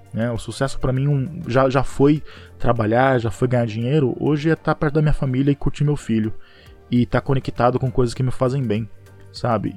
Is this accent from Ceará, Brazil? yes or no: no; Pereira Barreto, São Paulo, Brazil; eu sou de Pereira Barreto, uma cidade do interior de São Paulo, é quase divisa com Mato Grosso do Sul. Então, ele é bem interiorzão mesmo, tem cerca de 25 mil habitantes, e eu cresci lá, nasci lá e vivi a minha vida toda.